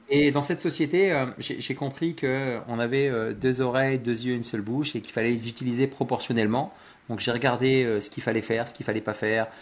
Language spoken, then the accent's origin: French; Loos-en-Gohelle, Hauts-de-France, France; J'habite à, à Los à côté de Lens, dans le Pas-de-Calais. Je suis un ch'timi, je suis un boyau rouge, je suis né là-bas